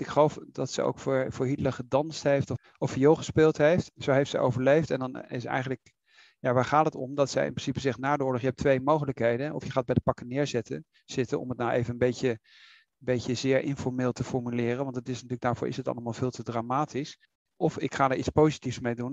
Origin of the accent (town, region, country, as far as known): Netherlands